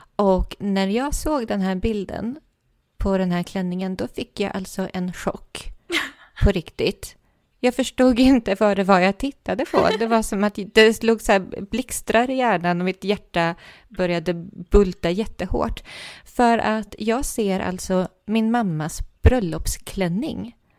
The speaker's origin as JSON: {"language": "Swedish", "region": "Värmland", "country": "Sweden", "said": "jag är från Värmland"}